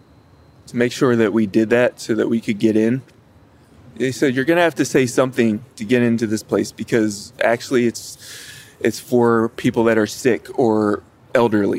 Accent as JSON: {"language": "English", "town": "Chesapeake Beach", "region": "Maryland", "country": "United States", "tie": "born or raised there", "moved": "yes", "said": "I grew up in Calvert County, Maryland, in Chesapeake Beach on the Chesapeake Bay."}